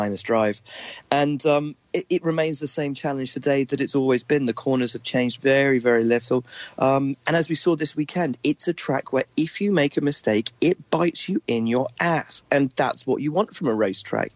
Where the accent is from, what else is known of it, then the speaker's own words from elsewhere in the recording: England, United Kingdom; as an Englishman